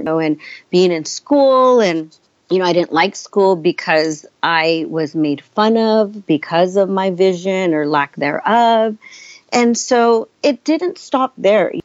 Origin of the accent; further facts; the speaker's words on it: San Francisco, California, United States; also born or lived in San Jose, California; they came to this country, settled in San Francisco, and I grew up in San Francisco, then moved to San Jose, California